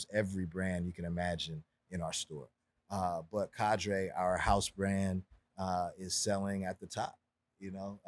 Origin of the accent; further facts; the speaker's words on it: Los Angeles, California, United States; born and raised in Los Angeles